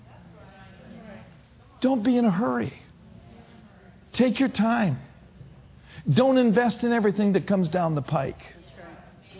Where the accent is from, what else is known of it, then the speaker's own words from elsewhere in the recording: Minneapolis, Minnesota, United States; moved away; I grew up in the north. I'm from Minneapolis, Minnesota.